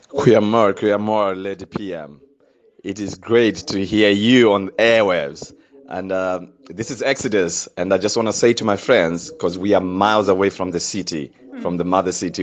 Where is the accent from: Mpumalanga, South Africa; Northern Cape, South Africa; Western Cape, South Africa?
Western Cape, South Africa; Cape Town; al my broers en my susters, ons het saam opgegroei in Grassy Park.